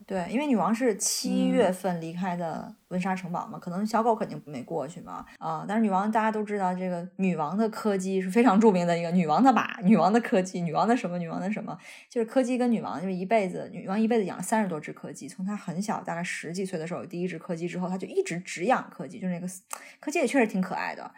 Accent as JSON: {"language": "Chinese", "country": "China", "moved": "yes", "lives_now": "United Kingdom", "said": "我们中国人"}